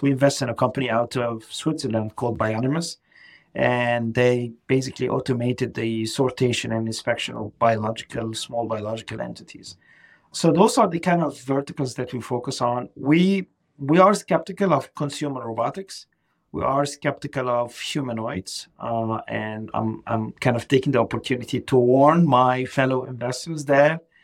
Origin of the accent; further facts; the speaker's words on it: Egypt; English is a second language; moved away as an adult; now in Boston, United States; I'm, I'm originally from Egypt, so uh, English is not my first language.